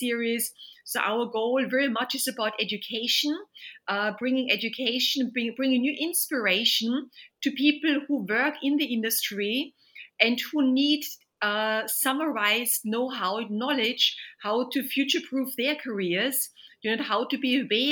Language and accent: English; Vienna, Austria; moved away as an adult; now in London, United Kingdom; Originally, I'm from Vienna, from Austria. Moved to London more than 25 years ago.